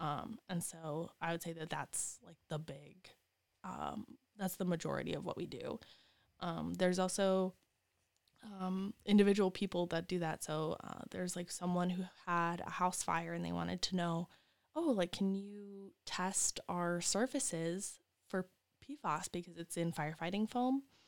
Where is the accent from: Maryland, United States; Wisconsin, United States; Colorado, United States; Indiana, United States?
Wisconsin, United States; moved away as an adult; also born or lived in West Virginia; now in Lansing, United States; I'm from Wisconsin